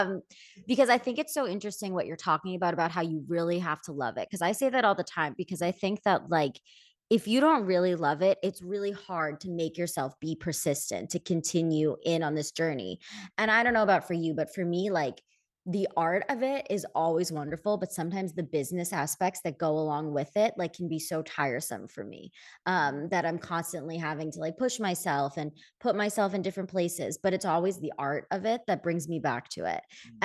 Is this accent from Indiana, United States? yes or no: no; Philadelphia, Pennsylvania, United States; Like, I grew up in Philadelphia, which is just across the country from